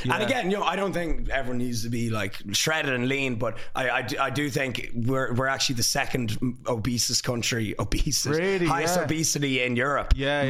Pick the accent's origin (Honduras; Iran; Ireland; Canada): Ireland; as an Irish person